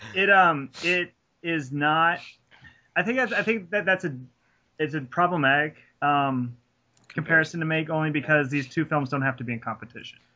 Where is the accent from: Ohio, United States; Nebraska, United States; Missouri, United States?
Missouri, United States; Raymore; That's my hometown.